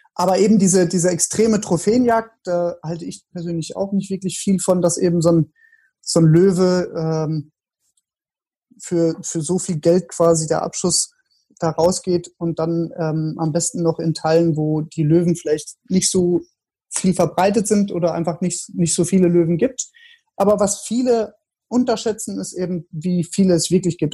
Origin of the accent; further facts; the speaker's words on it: Germany; bei uns in Deutschland